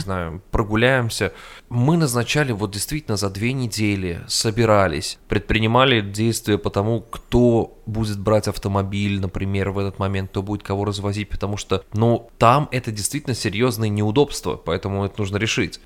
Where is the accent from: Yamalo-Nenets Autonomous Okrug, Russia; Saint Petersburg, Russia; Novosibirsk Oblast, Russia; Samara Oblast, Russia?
Samara Oblast, Russia; Samara; moved away as an adult; also born or lived in New York, United States; now in Austin, United States; я рос и жил в Самаре всю свою сознательную жизнь